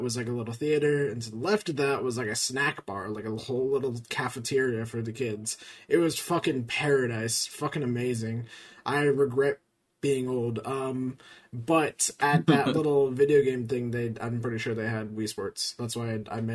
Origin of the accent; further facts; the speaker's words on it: Anza, California, United States; I moved there when I was, like, 8